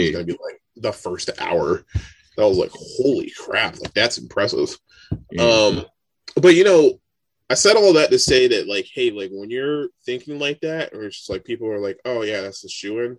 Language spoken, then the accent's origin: English; United States